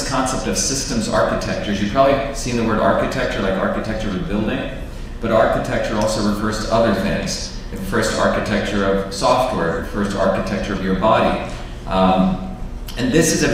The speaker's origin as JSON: {"language": "English", "region": "New Jersey", "country": "United States", "tie": "born or raised there", "also_born_or_lived": "Livingston, New Jersey / Clifton, New Jersey / Paterson, New Jersey / Parsippany, New Jersey", "moved": "yes", "said": "I grew up in New Jersey here. I grew up in Livingston, and then in Clifton, and in Patterson, and in Parsippany"}